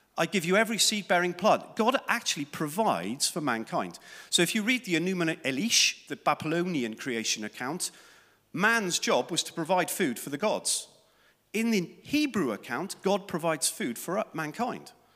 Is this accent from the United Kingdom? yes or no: yes; South Wales, United Kingdom; Growing up in Wales in the sun, seventies